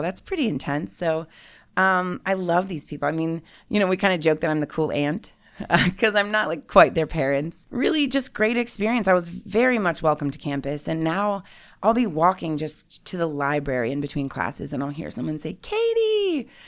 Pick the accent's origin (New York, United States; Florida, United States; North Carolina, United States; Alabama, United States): Alabama, United States; I went to Auburn University because I grew up in the South.